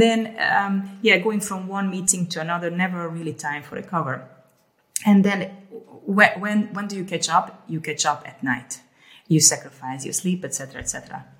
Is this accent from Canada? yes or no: no; Hungary; also born or lived in Ukraine / Amsterdam, Netherlands; now in Haarlem, Netherlands; I grew up in Hungary and then um, I was born in the so- in Ukraine uh, in the Soviet uh, times and then we moved uh, to Hungary and back and forth